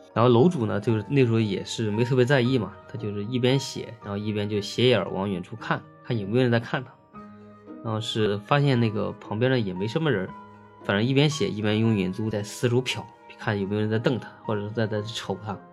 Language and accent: Chinese; Henan, China; 当地就是我们河南那块儿嘛